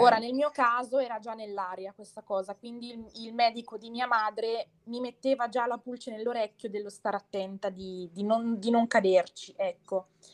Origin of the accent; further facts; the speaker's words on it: Bergamo, Lombardy, Italy; Sono di Bergamo, cioè abito in provincia di Bergamo